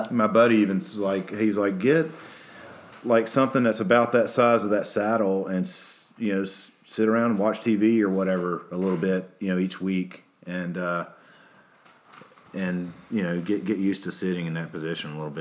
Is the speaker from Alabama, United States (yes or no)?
yes; Alabama, United States; I'm from Alabama